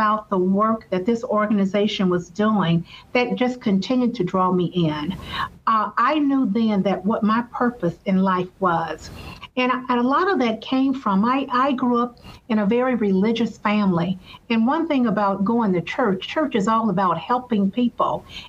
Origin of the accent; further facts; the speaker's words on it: Selma, Alabama, United States; accent: Southern; moved away as an adult; now in Detroit, United States; I have that Southern accent. So I'm a Southern girl, born and raised in Selma, Alabama. And so I lived there for many years until I graduated from high school and relocated to Detroit, Michigan, because I have family that lives here